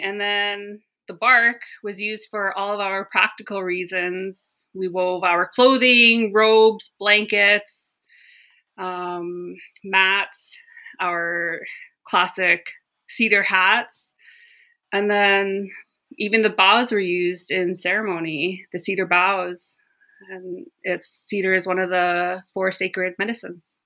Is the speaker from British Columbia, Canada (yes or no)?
yes; Gitlaxt'aamiks, British Columbia, Canada; moved away as an adult; now in Terrace, Canada; I grew up in the small community of Gitloch Dammocks, which is formerly known as New Ianch.